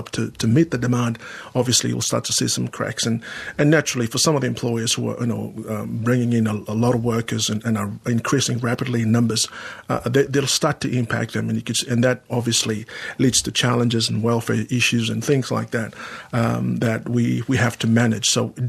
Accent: Sydney, New South Wales, Australia; At that time, there wasn't a lot of Pacific Islanders where I grew up in Sydney. I started off in Sydney.

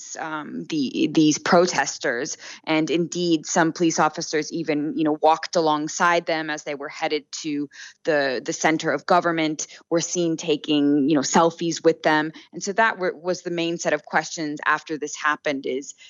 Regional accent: United States; now in Brazil; as an American

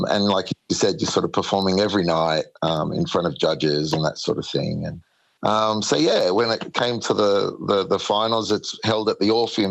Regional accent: Sydney, New South Wales, Australia; moved away as an adult; now in Kiama, Australia; moved down the coast to Kiama. I'm originally from Sydney.

